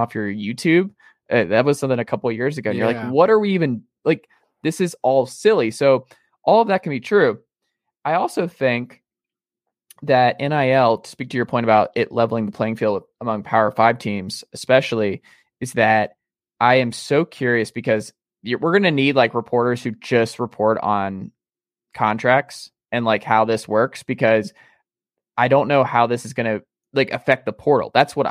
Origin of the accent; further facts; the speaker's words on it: the South, United States; growing up in the South and talking to folks